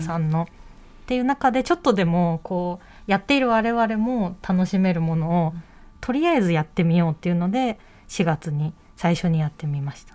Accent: Tokyo, Japan; 東京生まれなんで

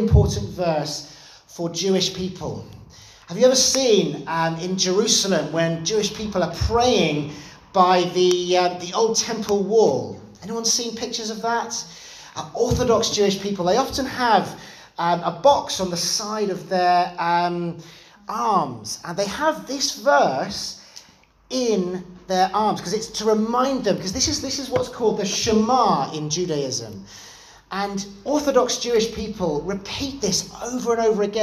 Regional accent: London, United Kingdom; growing up in London, I was part of a Salvation Army church there

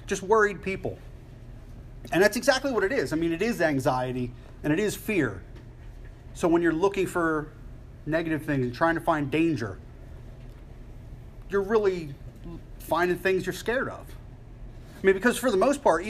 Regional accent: Philadelphia, Pennsylvania, United States; I'm from Philly

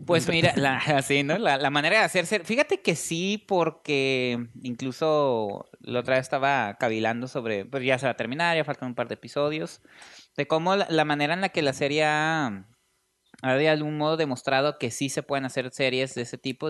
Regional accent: Tijuana, Baja California, Mexico; en Tijuana sí hablamos

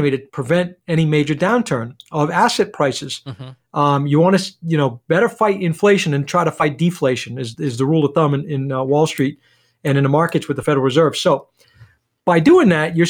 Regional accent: Rumford, Maine, United States; also born or lived in Lewiston, Maine; I'm from Rumford originally, so I've got a lot of clients that are coming through that want to do business with somebody from the hometown

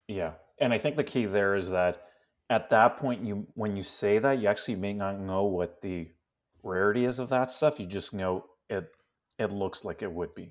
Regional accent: Canada; first language Spanish; English is a second language; I was born in Canada.

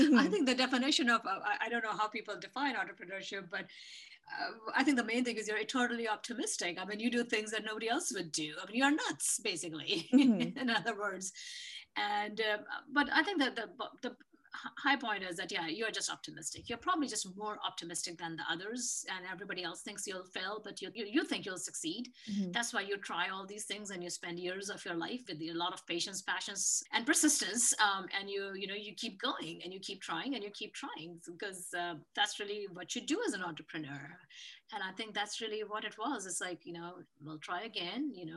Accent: India; moved away; I'm definitely from India

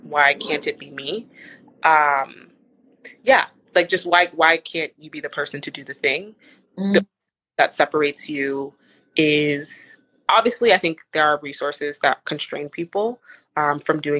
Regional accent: Texas, United States; moved away; I came from my hometown in Texas is like not small

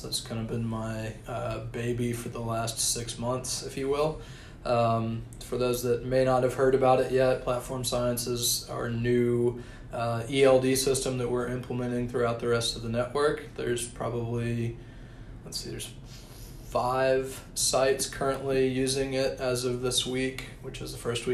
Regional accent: Nashville, Tennessee, United States; also born or lived in Auburn, Alabama / Pennsylvania / Virginia; I'm originally from Nashville

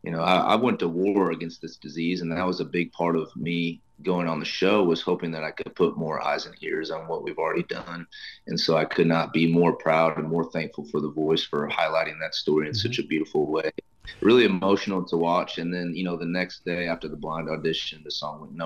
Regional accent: Iowa, United States; my home state of Iowa

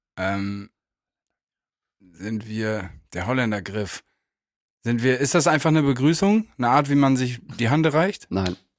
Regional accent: Germany; Ich komme aus Mappen

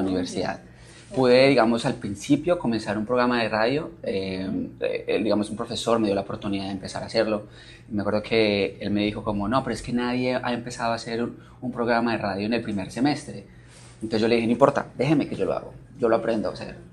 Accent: Manizales, Caldas, Colombia; moved away; vengo de una ciudad que se llama Manizales, eh, en Colombia

